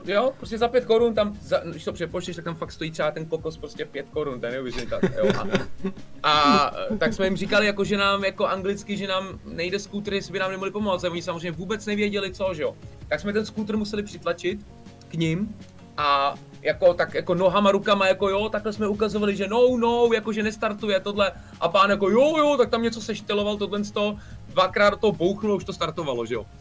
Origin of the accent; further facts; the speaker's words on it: Czechia; Jsme se vrátili sem do Čech